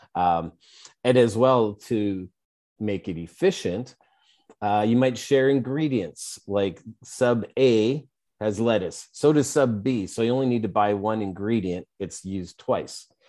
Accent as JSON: {"language": "English", "town": "Edmonton", "region": "Alberta", "country": "Canada", "said": "I'm from Edmonton"}